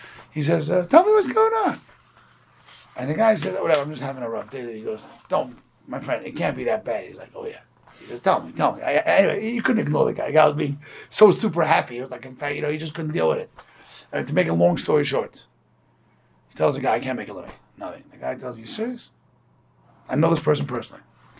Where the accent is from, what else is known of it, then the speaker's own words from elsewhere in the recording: Brooklyn, New York, United States; I'm from Borough Park